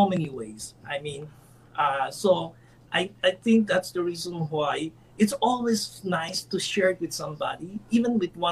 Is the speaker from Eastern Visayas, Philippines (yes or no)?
no; Manila, Metro Manila, Philippines; moved away as an adult; now in New York, United States; I grew up in Manila, Philippines.